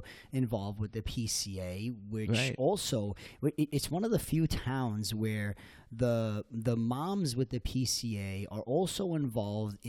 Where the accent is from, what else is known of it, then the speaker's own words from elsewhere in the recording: Iran; now in Sea Cliff, United States; I'm originally from Iran